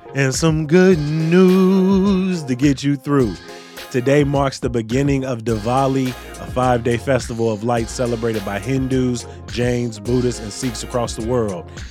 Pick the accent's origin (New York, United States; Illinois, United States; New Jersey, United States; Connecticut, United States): Illinois, United States; Chicago; somebody born and raised in Chicago